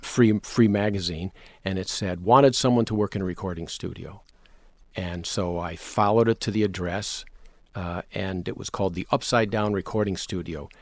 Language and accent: English; Potomac, Maryland, United States; moved away as an adult; also born or lived in Rochester, New York / Fresno, California / Los Angeles, California / Canada; I went to high school in the suburbs of D C in Potomac, Maryland